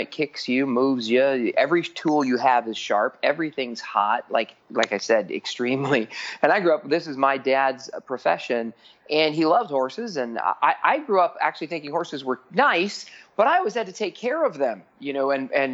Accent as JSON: {"language": "English", "town": "Phoenix", "region": "Arizona", "country": "United States", "tie": "born or raised there", "said": "I grew up in Phoenix, Arizona"}